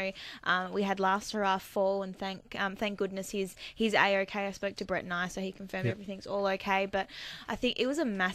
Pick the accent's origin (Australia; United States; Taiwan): Australia; Lara, Victoria; I'm from Lara